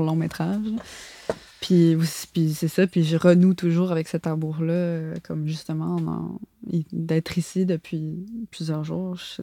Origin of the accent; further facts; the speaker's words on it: Montreal, Quebec, Canada; j'ai grandi à Montréal, j'ai pas grandi euh, en, ah, banlieue